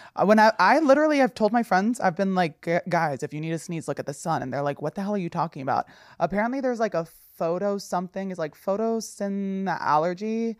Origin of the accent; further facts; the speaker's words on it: Passaic County, New Jersey, United States; I'm from Passaic County